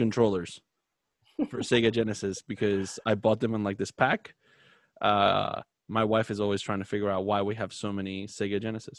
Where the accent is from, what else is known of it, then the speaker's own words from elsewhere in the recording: Florida, United States; where I grew up in Florida, we had a small mall right on the corner from my house